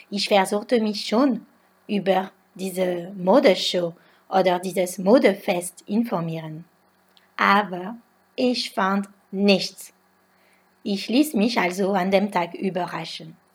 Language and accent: German; France; German is a second language; Ich komme leider nicht aus einer französischen Region, wo Fasching sehr gefeiert wird, wie im Norden von Frankreich und in Nizza zum Beispiel.